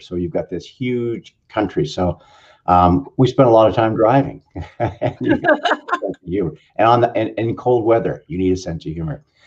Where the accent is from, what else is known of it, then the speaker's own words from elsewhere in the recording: Canada; now in Southern California, United States; I'm a Canadian. I'm in Southern California